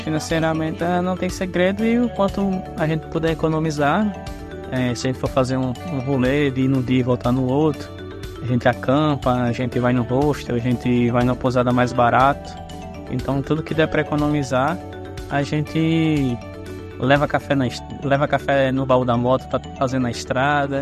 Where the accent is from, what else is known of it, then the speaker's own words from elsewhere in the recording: Parnamirim, Rio Grande do Norte, Brazil; vim de Parnamirim, do Rio Grande do Norte.